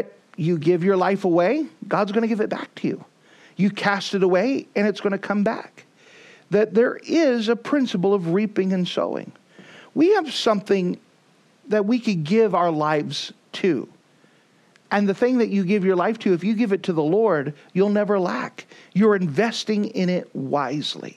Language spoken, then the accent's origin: English; the South, United States; I come from the South